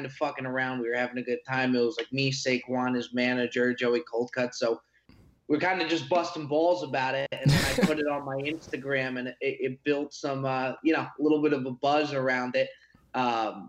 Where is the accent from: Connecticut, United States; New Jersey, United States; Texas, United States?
New Jersey, United States; I'm from Jersey